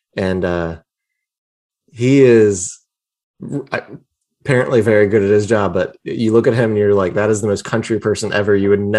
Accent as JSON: {"language": "English", "region": "Virginia", "country": "United States", "tie": "born or raised there", "said": "Told her I grew up in Shenandoah Valley."}